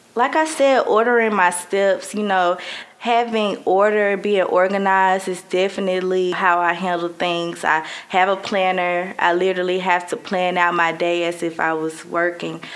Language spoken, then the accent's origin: English; Birmingham, Alabama, United States; moved away as an adult; now in Mobile, United States; I'm 24 from Birmingham and I live in Mobile.